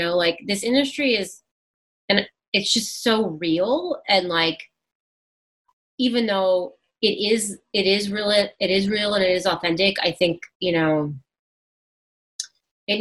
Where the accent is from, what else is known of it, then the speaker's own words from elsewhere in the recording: New York City, New York, United States; I'm from Brooklyn and I grew up in the city